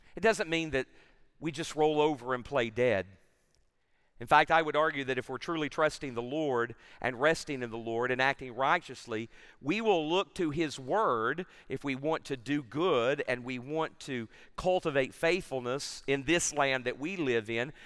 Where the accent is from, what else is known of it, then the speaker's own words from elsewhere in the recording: Tennessee, United States; I'm from Tennessee